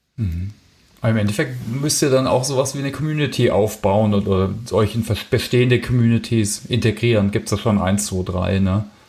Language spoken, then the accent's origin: German; Heilbronn, Baden-Württemberg, Germany; moved away; ich habe äh, mein Abitur gemacht in Heilbronn. Also ich kenne die Stadt schon ein bisschen, ich komme aus der Ecke